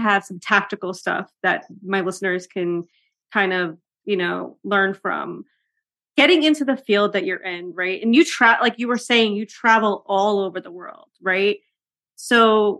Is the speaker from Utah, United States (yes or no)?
no; New York City, New York, United States; being a New Yorker